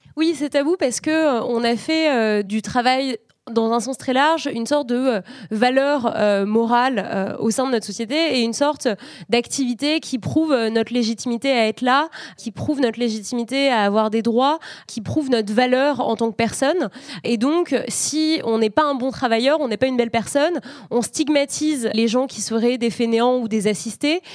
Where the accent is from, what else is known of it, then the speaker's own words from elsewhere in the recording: France; chez nous en France